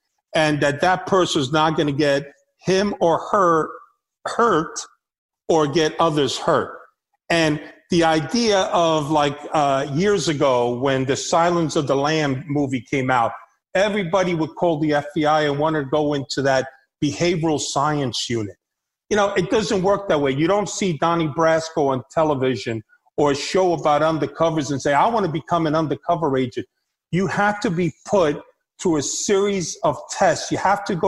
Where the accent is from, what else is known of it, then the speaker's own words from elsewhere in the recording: New York City, New York, United States; also born or lived in Havana, Cuba; I grew up in the streets of New York. I grew up in the Bronx